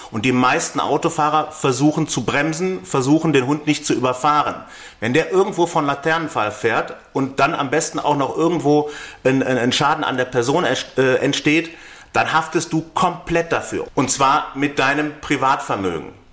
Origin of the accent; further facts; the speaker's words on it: North Rhine-Westphalia, Germany; Ähm, ich komme aus Nordrhein-Westfalen.